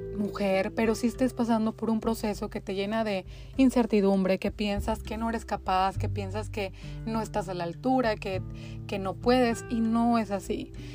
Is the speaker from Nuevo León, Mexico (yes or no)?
yes; Linares, Nuevo León, Mexico; moved away as an adult; also born or lived in Monterrey, Mexico; now in United States; soy mexicana, específicamente de Linares, Nuevo León. Ahí nací, ahí crecí hasta que me fui a Monterrey a, a realizar mis estudios universitarios